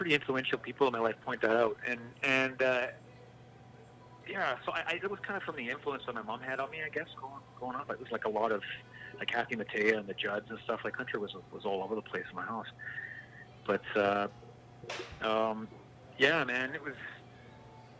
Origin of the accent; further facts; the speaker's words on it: Langley, British Columbia, Canada; I grew up in Walnut Grove. So it's like North Langley, just off of Highway 1 as you pass through to Vancouver